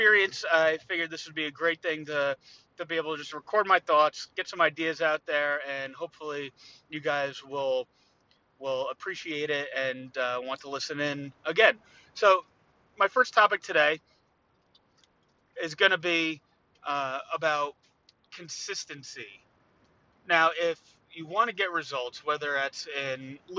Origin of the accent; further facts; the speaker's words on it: New Jersey, United States; I'm from New Jersey